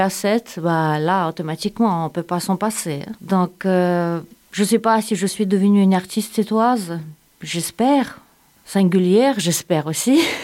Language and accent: French; Saint Petersburg, Russia; French is a second language; moved away as an adult; also born or lived in Siberia / Ukraine / Moscow; now in Sète, France; je suis née en Sibérie. À l'âge d'un an, mes parents m'amenaient à Saint-Pétersbourg. Mon adolescence à Saint-Pétersbourg